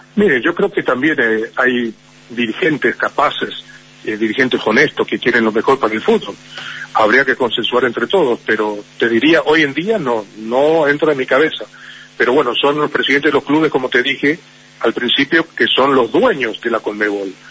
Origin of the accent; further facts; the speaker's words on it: Paraguay; mi país